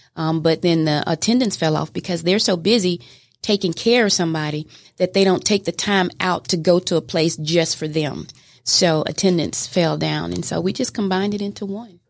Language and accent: English; Mobile, Alabama, United States; moved away as an adult; now in Georgia, United States; I am from Mobile, Alabama originally. And uh, I moved to Georgia in 2006